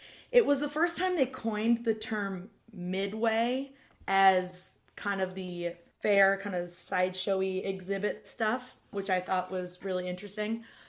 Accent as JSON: {"language": "English", "region": "Iowa", "country": "United States", "said": "I'm from Iowa."}